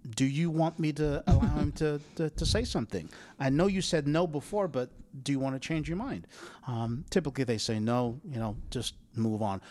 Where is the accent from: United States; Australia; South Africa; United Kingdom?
United Kingdom; England; moved away; Because I'm English